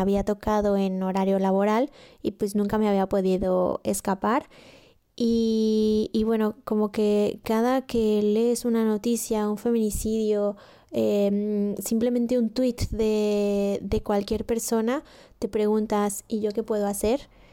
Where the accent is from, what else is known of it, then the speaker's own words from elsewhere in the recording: State of Mexico, Mexico; moved away as an adult; now in Barcelona, Spain; soy mexicana del Estado y hace cinco años que me vine a vivir a Barcelona